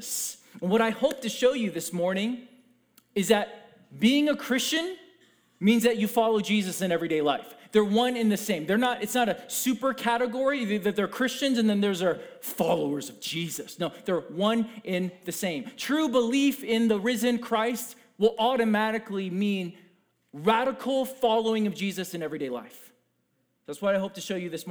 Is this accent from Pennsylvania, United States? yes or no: no; Georgia, United States; now in Minnesota, United States; I'm from Georgia